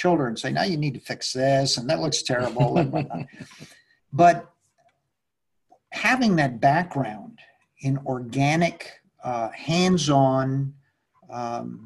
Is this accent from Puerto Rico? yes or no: no; Mexico City, Mexico; I was born and brought up in Mexico City